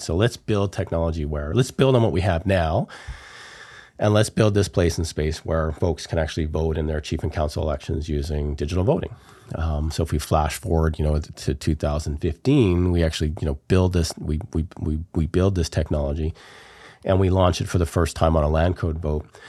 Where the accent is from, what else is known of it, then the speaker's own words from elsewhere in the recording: We Wai Kai Nation, Vancouver Island, British Columbia, Canada; I'm from the Wee Wee K Nation here on Vancouver Island